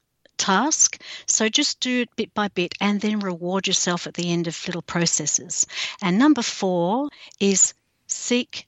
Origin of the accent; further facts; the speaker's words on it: Australia; I'm an author from Australia